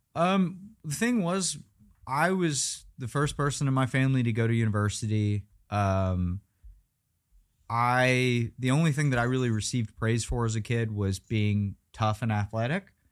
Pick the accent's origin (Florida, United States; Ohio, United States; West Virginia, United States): West Virginia, United States; Weston; moved away as an adult; now in Las Vegas, United States; going back to my hometown